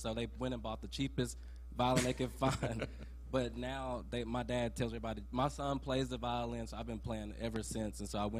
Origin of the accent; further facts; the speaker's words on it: Madison, Mississippi, United States; I'm from Madison, Mississippi, and I started the violin at age of 8 years old.